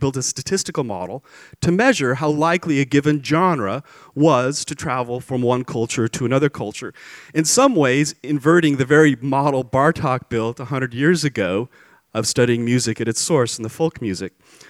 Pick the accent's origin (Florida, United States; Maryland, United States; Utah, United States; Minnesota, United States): Utah, United States; I'm from Utah.